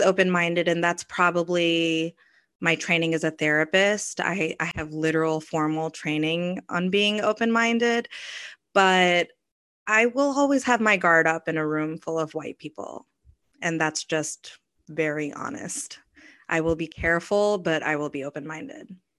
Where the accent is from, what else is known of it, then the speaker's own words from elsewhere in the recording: Kentucky, United States; I grew up in Kentucky.